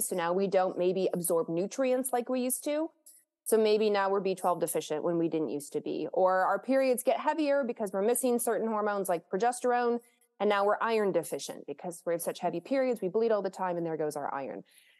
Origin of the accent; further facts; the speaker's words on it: Lexington, Kentucky, United States; I grew up in Kentucky, the state of Kentucky in Lexington